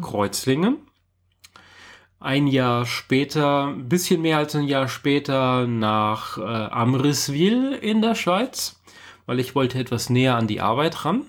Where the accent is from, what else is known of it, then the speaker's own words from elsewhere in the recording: Munich, Bavaria, Germany; moved away as an adult; also born or lived in Karlsruhe / Mannheim / Stuttgart; ich bin mit äh, einem Monat vor meinem 19. Geburtstag aus München ausgezogen